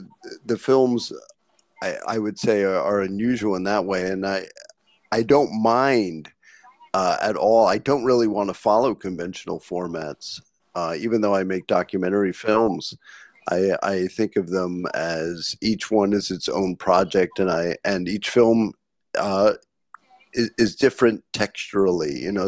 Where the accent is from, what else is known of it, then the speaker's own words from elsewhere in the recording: New York, United States; Well, my family's lived in Lower East Side for over 100 years, but I went to college upstate.